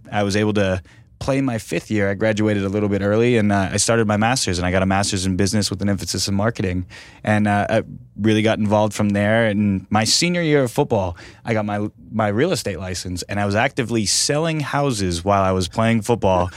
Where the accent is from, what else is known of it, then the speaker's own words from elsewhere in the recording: Sacramento, California, United States; moved away as an adult; now in Fresno, United States; I grew up right off of Watt Avenue and Eighth Street.